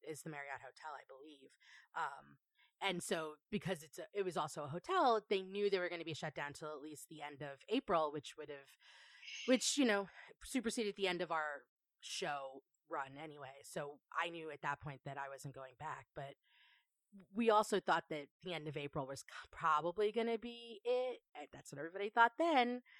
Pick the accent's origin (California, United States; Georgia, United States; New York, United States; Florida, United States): New York, United States; Long Island; moved away as an adult; also born or lived in New Paltz, New York; now in Chicago, United States; I grew up in Long Island, New York